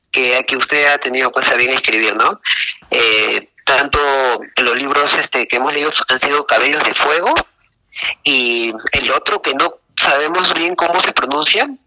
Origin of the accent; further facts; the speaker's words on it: Lima, Peru; soy de acá de Lima